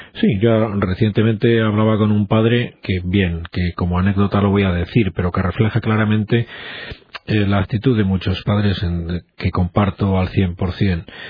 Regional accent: Spain; somos así los españoles

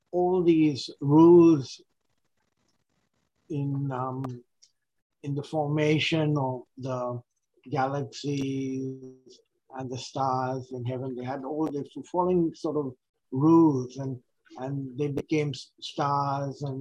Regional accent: India; English is a second language; now in Australia; India was a very uh, religious kind of country, and a lot of uh, um, of my religious background came from there

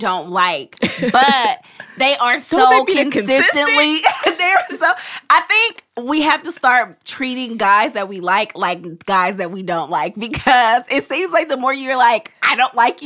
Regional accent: Oakland, California, United States; growing up in East Oakland

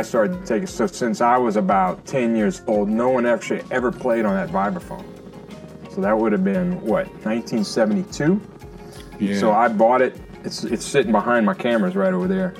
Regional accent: Lafayette, Louisiana, United States; now in Mississippi, United States; That's where I grew up in Lafayette, Louisiana, center of Acadiana, which is Cajun country

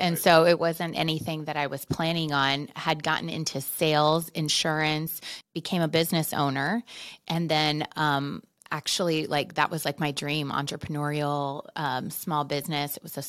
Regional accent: Arizona, United States; also born or lived in Philadelphia; Been here since like junior high. So I feel like native.

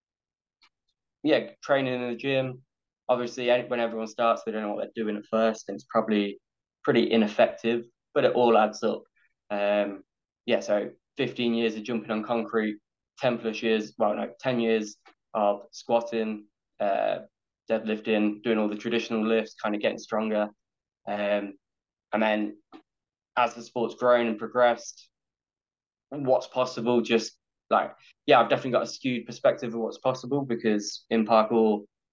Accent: England, United Kingdom; I'm from England

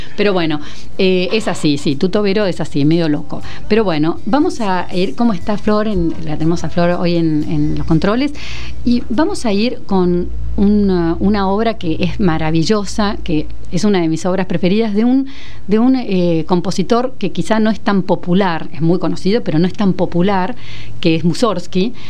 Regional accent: Argentina; países como el nuestro

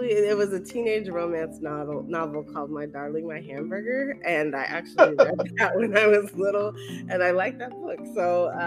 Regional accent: Colorado, United States; born or raised there; also born or lived in East Coast of the US; now in East Coast, United States

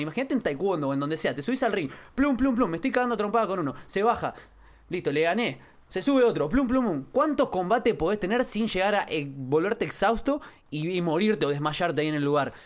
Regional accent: Quilmes, Buenos Aires Province, Argentina; De chico nací en Quilmes, eh, vengo de una familia de clase baja

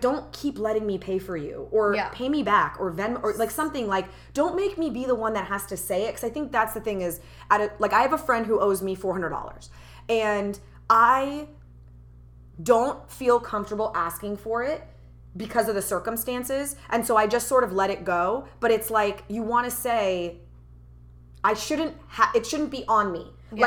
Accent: United States; born and raised as an American, I feel like all of those cultural identities are part of me as well because I grew up with them

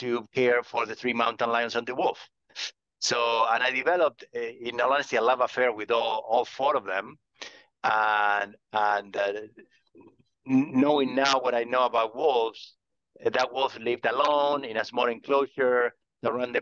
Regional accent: Argentina; moved away as an adult; also born or lived in Patagonia; now in California, United States; I grew up in Argentina

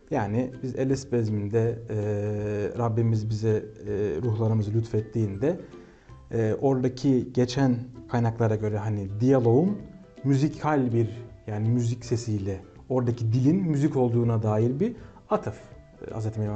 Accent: Kahramanmaraş, Turkey; moved away as an adult; also born or lived in Istanbul / Ankara; now in Tokat, Turkey; E, 1995 İstanbul doğumluyum. Memleketim Kahramanmaraş.

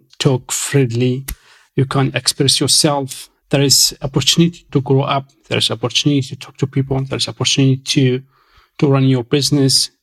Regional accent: northeast Syria, Syria; English is a second language; moved away as an adult; also born or lived in Damascus, Syria; now in London, United Kingdom; I'm originally from Syria, northeast Syria, which is a Kurdish area. I'm a Kurd from Syria. I grew up in a small town

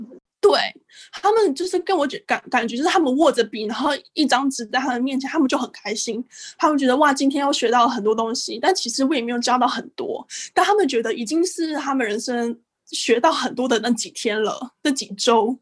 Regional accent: Taiwan; moved away as an adult; also born or lived in Singapore; now in Japan; 我们台湾人觉得是个很国际的国家

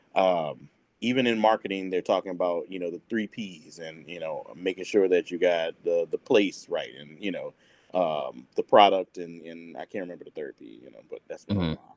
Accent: New Orleans, Louisiana, United States; moved away; I'm New Orleans proper.

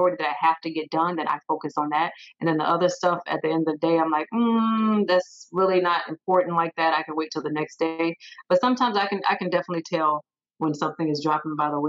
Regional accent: Sumter, South Carolina, United States; also born or lived in Arizona / Texas; now in Fayetteville, United States; born and raised in Sumter, South Carolina

